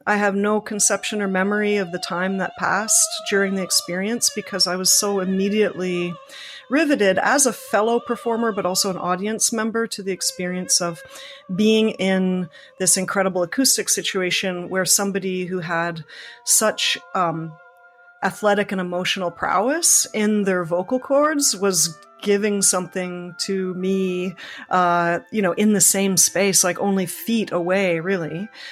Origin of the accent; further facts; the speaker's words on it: Toronto, Ontario, Canada; I grew up in Scarborough